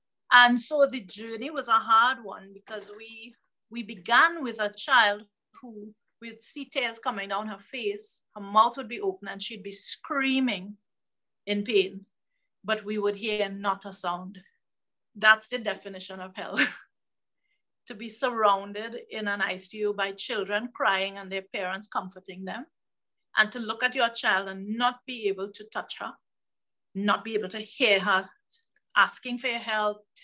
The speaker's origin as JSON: {"language": "English", "country": "Trinidad & Tobago", "said": "I'm from the Caribbean, the southmost island of the Caribbean called Trinidad and Tobago, and I'm on the island of Trinidad"}